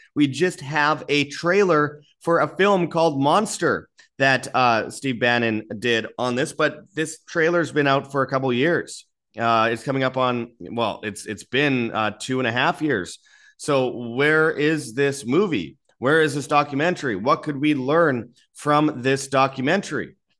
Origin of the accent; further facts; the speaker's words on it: Winnipeg, Manitoba, Canada; I'm from Winnipeg, Canada